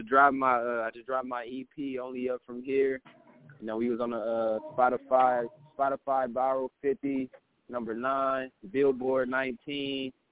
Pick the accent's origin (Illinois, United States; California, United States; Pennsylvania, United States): California, United States; Oakland; I'm from Oakland, California.